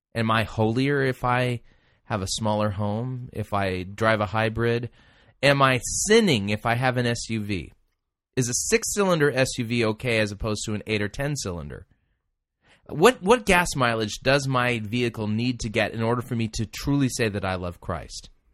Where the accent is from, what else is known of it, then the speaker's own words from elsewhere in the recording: Southern California, United States; as a kid growing up in Southern California, having smog days